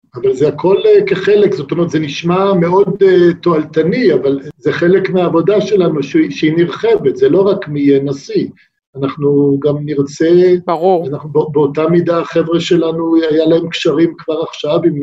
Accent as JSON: {"language": "Hebrew", "country": "Israel", "also_born_or_lived": "United States"}